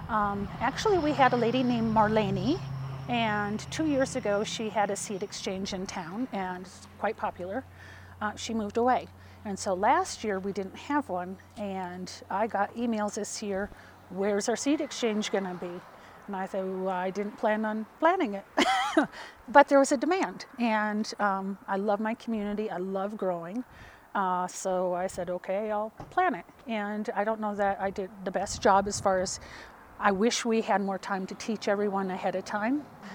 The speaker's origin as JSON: {"language": "English", "town": "Mora", "region": "New Mexico", "country": "United States", "said": "When I go to other areas and I say, you know, I'm from Mora, and we have got this huge growers co-op."}